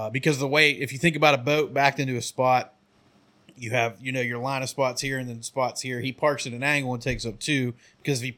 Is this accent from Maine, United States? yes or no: no; Michigan, United States; I'm from Michigan